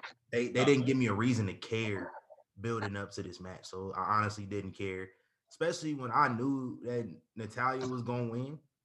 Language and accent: English; Midwest, United States; I'm from the Midwest